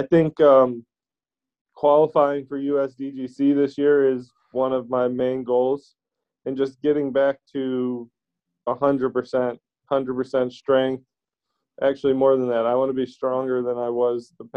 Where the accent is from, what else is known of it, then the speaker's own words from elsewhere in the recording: Illinois, United States; I grew up in Illinois. I'm stuck here right now